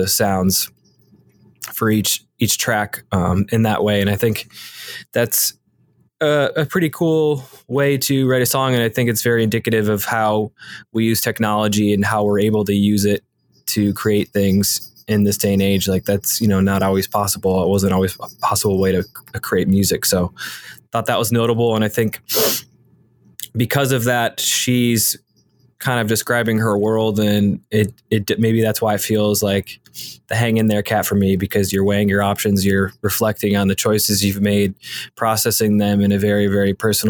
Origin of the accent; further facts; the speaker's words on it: Michigan, United States; moved away; also born or lived in Philadelphia; I'm from Michigan